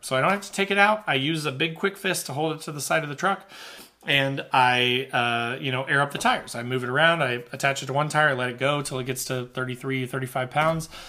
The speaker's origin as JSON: {"language": "English", "region": "Midwest", "country": "United States", "said": "I'm from the Midwest"}